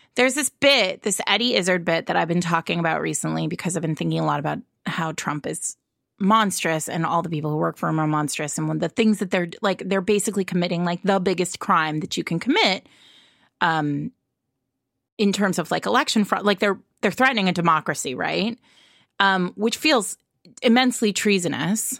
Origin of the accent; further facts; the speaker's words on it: Rhode Island, United States; where I grew up in Rhode Island